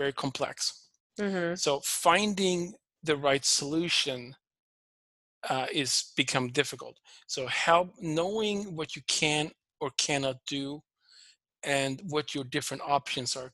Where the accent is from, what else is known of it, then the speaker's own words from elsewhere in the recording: Sweden; English is a second language; moved away as an adult; also born or lived in Toronto, Canada; now in United States; I'm originally from Sweden. I grew up on a dairy farm.